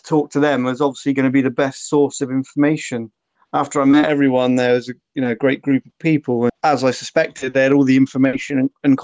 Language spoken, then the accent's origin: English; Somerset, South West England, United Kingdom; I grew up always in Somerset